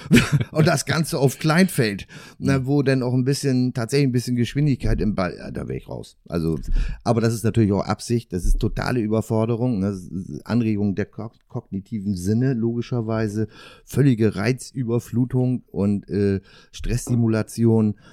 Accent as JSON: {"language": "German", "region": "Northern Germany", "country": "Germany", "said": "für mich als Norddeutscher"}